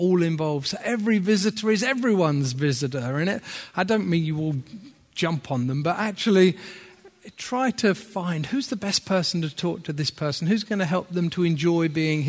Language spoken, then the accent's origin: English; Horsham, South East England, United Kingdom; moved away as an adult; also born or lived in Manchester / France; I'm from Horsham originally, down in Sussex